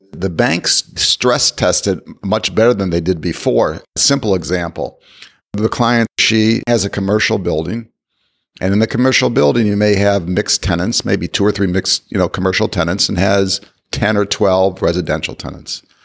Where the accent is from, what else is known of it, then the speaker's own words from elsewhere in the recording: Ohio, United States; I grew up in Ohio